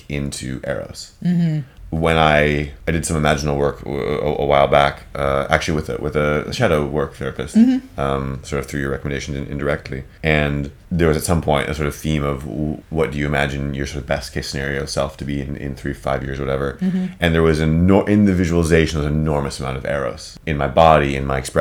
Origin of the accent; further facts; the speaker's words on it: United States; So my mother is Dutch. I grew up in the States. I identify very much as an American culturally